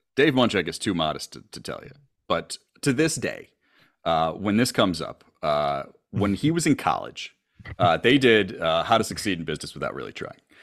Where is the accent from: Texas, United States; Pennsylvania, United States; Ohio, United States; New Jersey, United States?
Pennsylvania, United States; Scranton; now in Chicago, United States; growing up in Scranton, Pennsylvania